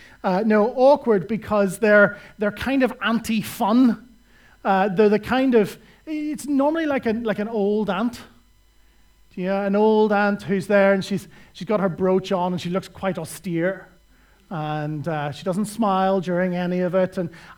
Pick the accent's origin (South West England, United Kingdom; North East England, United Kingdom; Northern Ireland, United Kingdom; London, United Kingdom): Northern Ireland, United Kingdom; I come from Northern Ireland, which is the home and epicenter of miserable Christians.